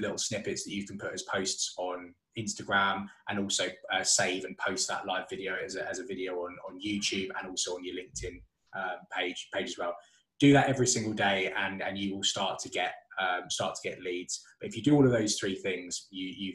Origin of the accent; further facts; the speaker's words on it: Solihull, West Midlands, United Kingdom; I'm from Solihull.